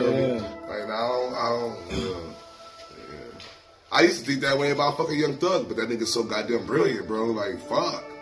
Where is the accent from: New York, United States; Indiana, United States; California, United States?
California, United States; Compton; I'm from Compton